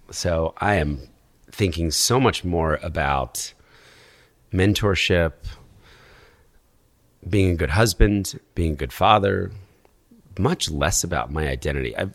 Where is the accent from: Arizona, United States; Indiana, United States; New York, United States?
New York, United States; As a New Yorker